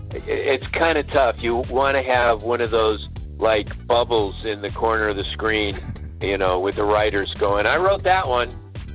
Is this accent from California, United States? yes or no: yes; Los Angeles, California, United States; I grew up in Los Angeles